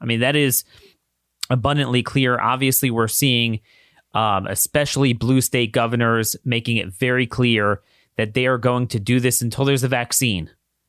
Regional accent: Maryland, United States; the Maryland Declaration of Rights, my home state.

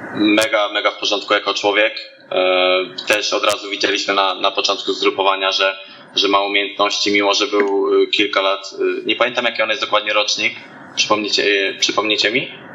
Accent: Namysłów, Opole Voivodeship, Poland; moved away; do rodzinki do Namysłowa, pochodzę z Namysłowa

